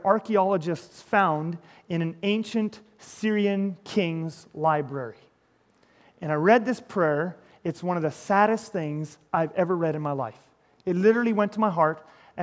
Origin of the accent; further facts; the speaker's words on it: Canada; I'm Canadian